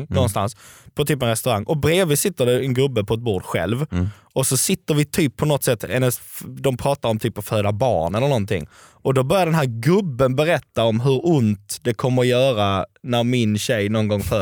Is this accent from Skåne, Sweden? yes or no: yes; Helsingborg, Skåne, Sweden; vi hade en sån tobaksbutik typ där jag växte upp, Helsingborg.